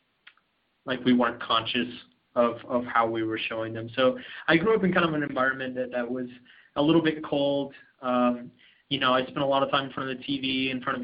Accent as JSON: {"language": "English", "town": "Austin", "region": "Texas", "country": "United States", "tie": "born or raised there", "said": "I grew up in a nice city. I'm from Austin, Texas."}